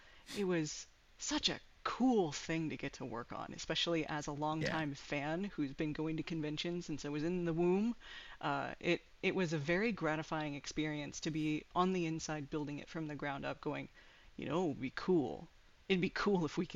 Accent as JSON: {"language": "English", "region": "Georgia", "country": "United States", "moved": "yes", "said": "I'm originally from Georgia, so Dragon Con and Anime Week in Atlanta were my home base stomping ground."}